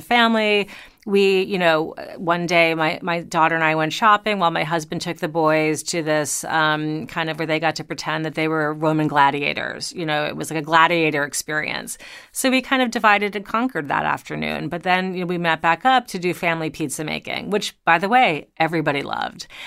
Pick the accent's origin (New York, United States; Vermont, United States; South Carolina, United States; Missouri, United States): New York, United States; also born or lived in Long Island; I am originally a New Yorker